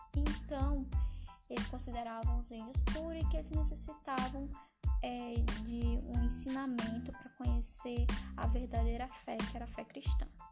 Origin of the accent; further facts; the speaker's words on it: Ceará, Brazil; also born or lived in Rio Grande do Norte; sou cearense